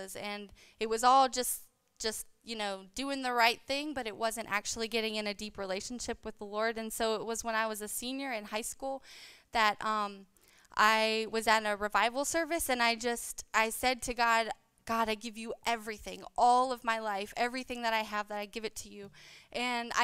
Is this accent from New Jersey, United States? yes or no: no; Landrum, South Carolina, United States; I was raised, I grew up here in Landrum